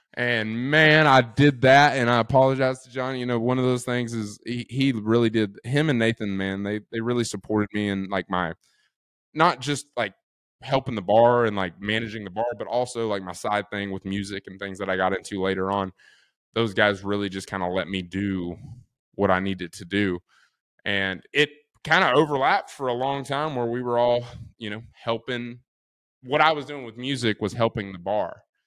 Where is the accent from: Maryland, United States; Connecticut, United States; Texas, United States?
Texas, United States; also born or lived in College Station, Texas; now in Austin, United States; Coming from a small town